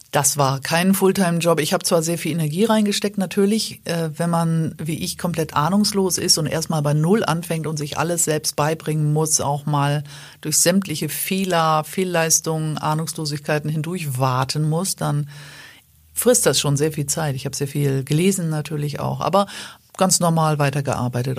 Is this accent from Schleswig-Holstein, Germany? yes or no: yes; Schleswig-Holstein, Germany; ich als Norddeutsche, als Schleswig-Holsteinerin